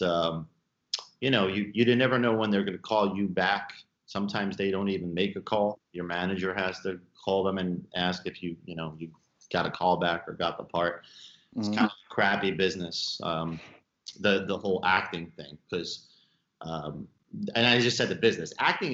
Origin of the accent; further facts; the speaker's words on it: New York City, New York, United States; I'm from Brooklyn